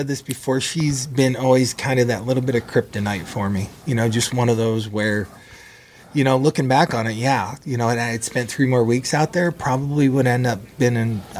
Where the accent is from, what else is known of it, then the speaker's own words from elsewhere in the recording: Toledo, Ohio, United States; I grew up in Toledo.